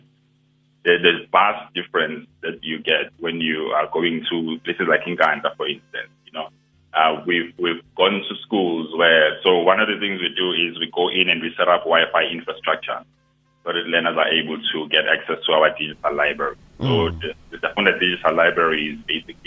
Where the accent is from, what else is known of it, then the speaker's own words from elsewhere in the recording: Durban, KwaZulu-Natal, South Africa; I grew up in Mlazi